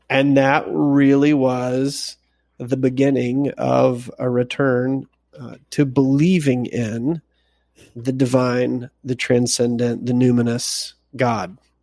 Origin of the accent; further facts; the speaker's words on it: Arkansas, United States; I'm from Arkansas